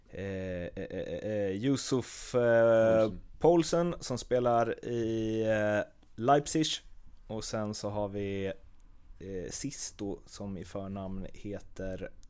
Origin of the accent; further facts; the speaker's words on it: Skåne, Sweden; Jag är ju halvdansk från Skåne